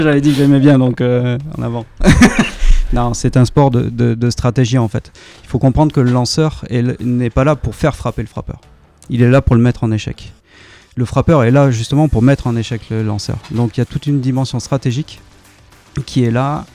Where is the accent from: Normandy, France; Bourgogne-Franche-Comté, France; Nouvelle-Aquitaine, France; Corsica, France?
Nouvelle-Aquitaine, France; Bordeaux; moved away; also born or lived in Pau; Je viens de Bordeaux.